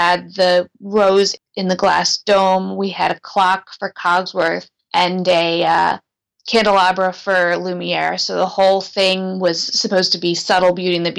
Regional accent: Philadelphia, Pennsylvania, United States; my family, since we're from the Philadelphia area

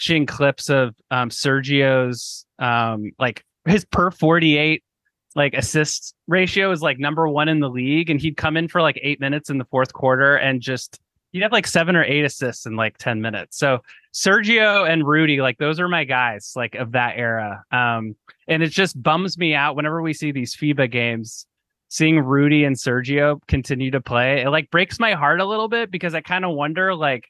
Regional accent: Portland, Oregon, United States; I'm from Portland originally, and went to a ton of games growing up

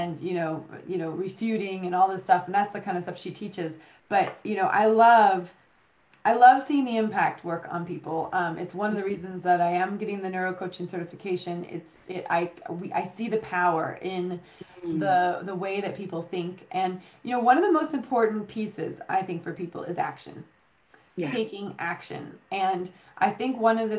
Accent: United States; now in United Kingdom; you and I are both American

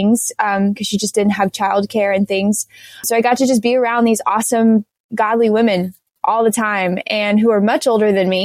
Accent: outside Fayetteville, Southern North Carolina, United States; I grew up in Southern North Carolina. It's right outside of Fayetteville

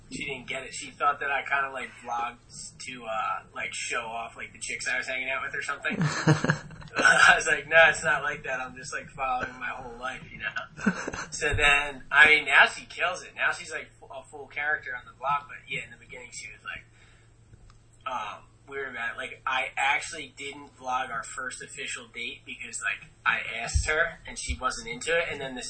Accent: Birchrunville, Pennsylvania, United States; also born or lived in Reading, Pennsylvania; I grew up, I was born in Reading, Pennsylvania. It's about 2-3 hours from the beach, and I grew up in a town called Birch Runville, pretty much smallest town on the map.

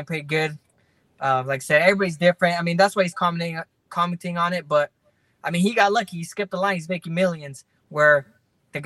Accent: Fresno, California, United States; born or raised there

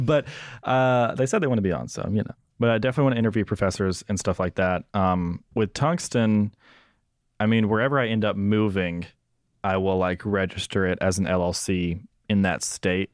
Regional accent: Senatobia, Mississippi, United States; moved away; my hometown of Senatobia in Mississippi

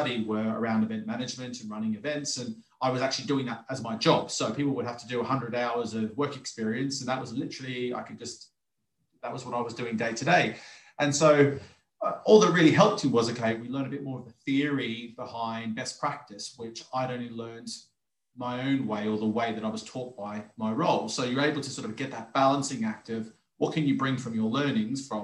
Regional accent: Australia; moved away; as a kid growing up, playing sports, being an Australian, sports is all part of the culture and lifestyle there

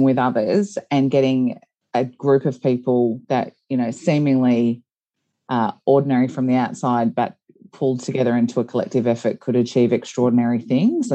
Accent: Geelong, Victoria, Australia; I grew up in Geelong

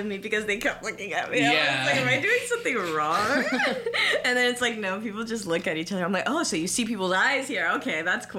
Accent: Connecticut, United States; we're from Connecticut.

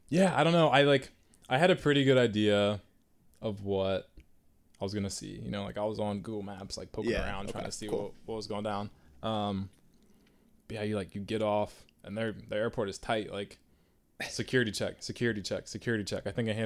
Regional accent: Virginia, United States; No, I'm from Virginia.

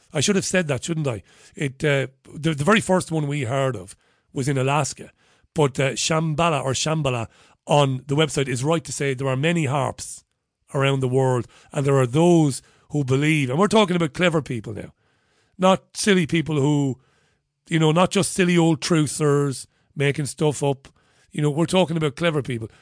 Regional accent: Waterford, Munster, Ireland; moved away; I was born and bred in Waterford

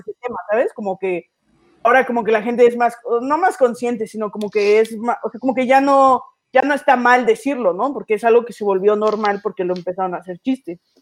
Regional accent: Mexico City, Mexico; soy comediante, tengo 24 años, soy de la Ciudad de México.

